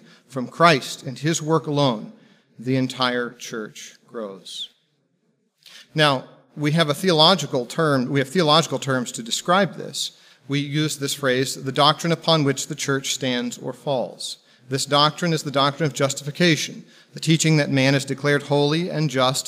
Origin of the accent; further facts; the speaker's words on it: Texas, United States; moved away; I'm originally from Texas